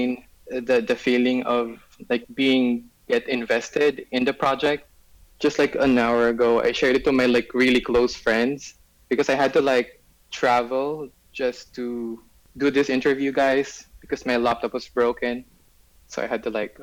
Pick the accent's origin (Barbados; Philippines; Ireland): Philippines; I'm from the Philippines, and I'm 29 years old